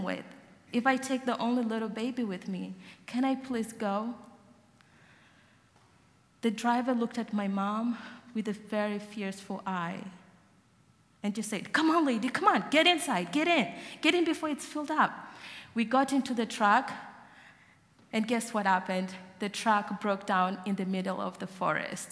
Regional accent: Gambela, Ethiopia; moved away; I was born in Gambela, in the middle of Ethiopia and South Sudan

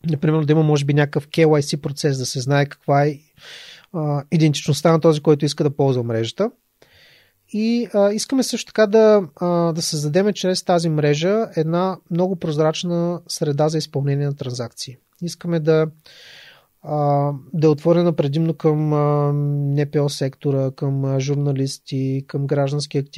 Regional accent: Ruse, Ruse Province, Bulgaria; аз съм от Руса, нали, нямам възможност да, да се включвам активно в неща, които стават в София

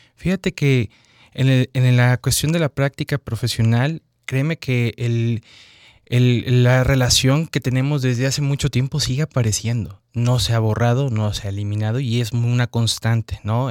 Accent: Mexico; nos enseñan como al mexicano a obedecer

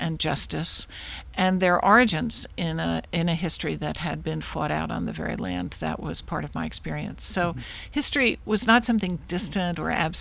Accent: Shenandoah Valley, Virginia, United States; I grew up in the Shenandoah Valley of Virginia in the 1950s and 60s

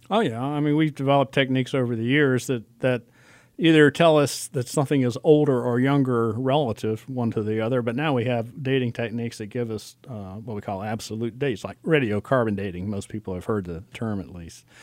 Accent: Alexandria, Virginia, United States; moved away as an adult; also born or lived in Georgia / Illinois; now in Lexington, United States; I grew up in Alexander, Virginia

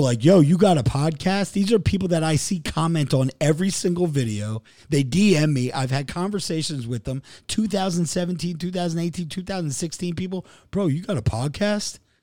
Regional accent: New Jersey, United States; I'm from Jersey

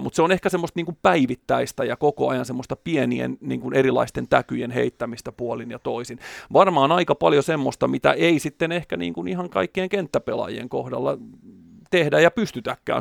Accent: Porvoo, Uusimaa, Finland; eri seuroissa kotikonnuilla Porvoossa

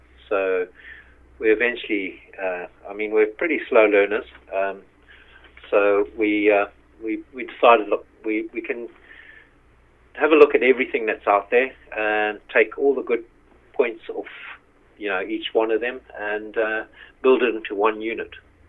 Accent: Zimbabwe; moved away as an adult; We came over from Zimbabwe about 13 years ago. My sort of background is in the motor trade.

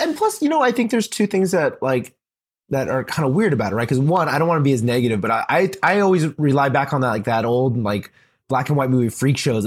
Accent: Texas, United States; I grew up in the South, in Texas, the good old state of Texas

